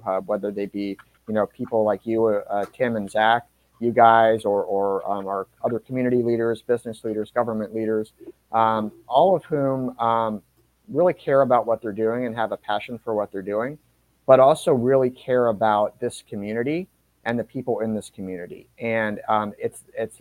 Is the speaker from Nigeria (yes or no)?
no; Maryland, United States; also born or lived in Northern Virginia / Indianapolis, Indiana / Florida; now in Portsmouth, Virginia, United States; I grew up in Maryland, not far from the Chesapeake Bay in Maryland.